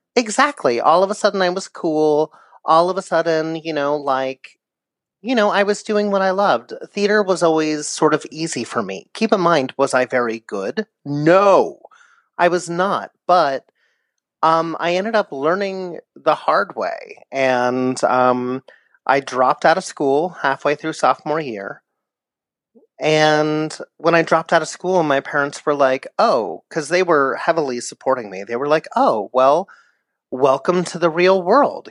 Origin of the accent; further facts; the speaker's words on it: Poway, California, United States; I grew up in San Diego